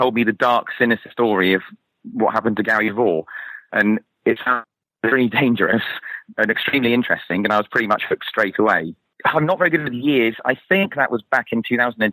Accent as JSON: {"language": "English", "town": "Torquay", "region": "South West England", "country": "United Kingdom", "tie": "born or raised there", "moved": "yes", "said": "my hometown in Torquay"}